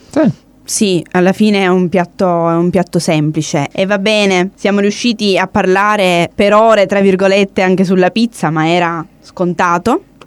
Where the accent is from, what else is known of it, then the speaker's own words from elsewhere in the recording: Italy; in quanto italiana